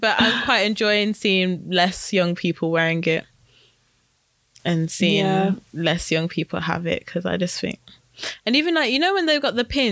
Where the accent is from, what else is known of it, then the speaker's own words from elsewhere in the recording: United Kingdom; we are British